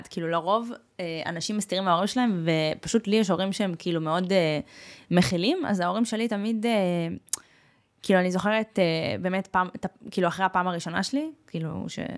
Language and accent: Hebrew; Russia; אני רוסייה ולא שתיתי אלכוהול.